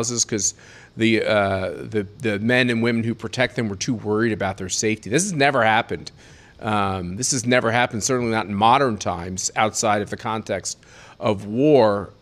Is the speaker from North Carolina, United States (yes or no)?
no; Kansas, United States; now in Colorado, United States; my home state of Kansas